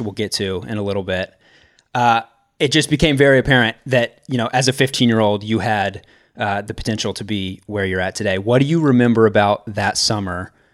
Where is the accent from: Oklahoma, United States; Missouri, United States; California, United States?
Missouri, United States; Kansas City; moved away; We're both from Kansas City